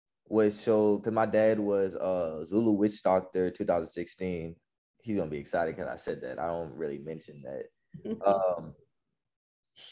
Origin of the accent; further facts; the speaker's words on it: New Orleans, Louisiana, United States; I grew up in New Orleans, so this is like home